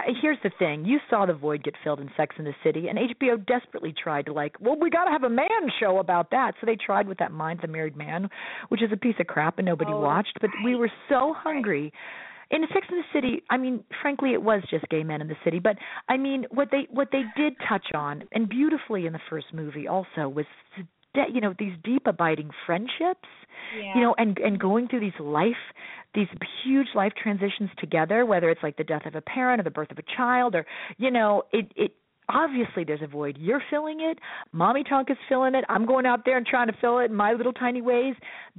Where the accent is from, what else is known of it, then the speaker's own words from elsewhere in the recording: Midwest, United States; this Midwestern guy was like, I don't know, I'm a Midwesterner.